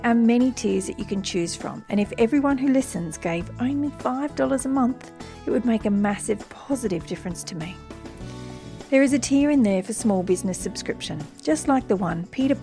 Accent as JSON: {"language": "English", "area": "Wiradjuri country", "region": "New South Wales", "country": "Australia", "tie": "born or raised there", "moved": "yes", "lives_now": "Brisbane, Australia", "said": "I was born on Wiradjuri country"}